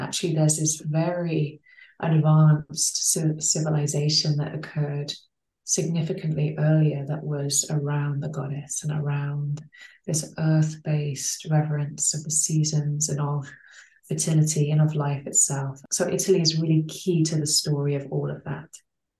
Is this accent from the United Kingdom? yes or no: yes; England, United Kingdom; born there; So I was born in England and I came back to these lands that I was born on to really root my work into deeper into land and deeper into place